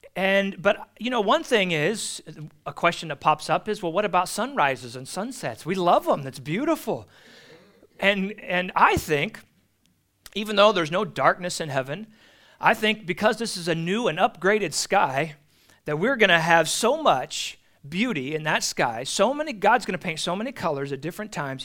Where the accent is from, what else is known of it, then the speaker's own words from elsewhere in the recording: California, United States; as a Californian